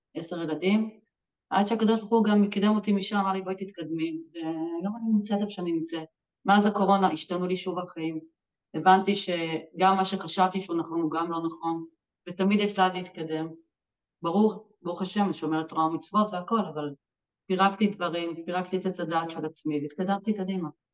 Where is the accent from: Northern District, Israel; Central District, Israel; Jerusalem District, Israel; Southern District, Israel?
Jerusalem District, Israel; Jerusalem; אני גדלתי בבית חילוני, בירושלים